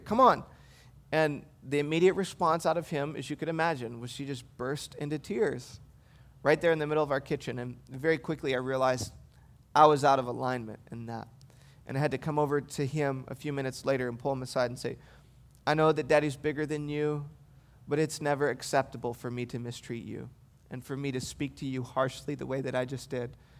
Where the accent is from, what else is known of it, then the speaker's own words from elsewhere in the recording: Michigan, United States; moved away; I grew up in Michigan